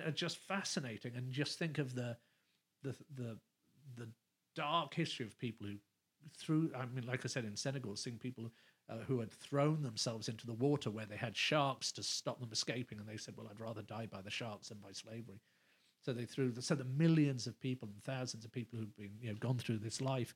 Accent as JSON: {"language": "English", "region": "London", "country": "United Kingdom", "also_born_or_lived": "England", "moved": "as an adult", "lives_now": "Los Angeles, United States", "said": "I still say I live in LA, but London is home"}